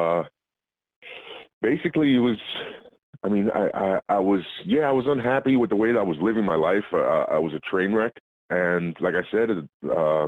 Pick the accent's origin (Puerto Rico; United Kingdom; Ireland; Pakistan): Puerto Rico; moved away; As a kid, I was raised in Puerto Rico